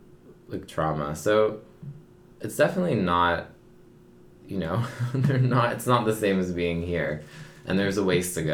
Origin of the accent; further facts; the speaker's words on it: Palo Alto, California, United States; I'm born in Palo Alto.